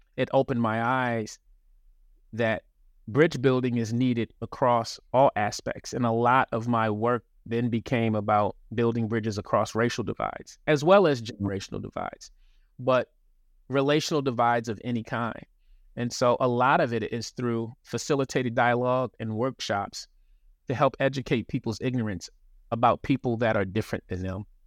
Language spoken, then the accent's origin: English; Baltimore, Maryland, United States; moved away; also born or lived in Los Angeles / North Carolina; I'm originally from Baltimore, lived in L